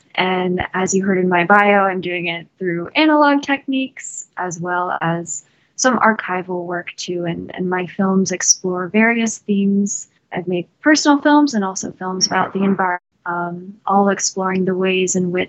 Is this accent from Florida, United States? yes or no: no; Arlington, Texas, United States; also born or lived in North Carolina; now in Durham, United States; I am from Arlington, in between Dallas and Fort Worth.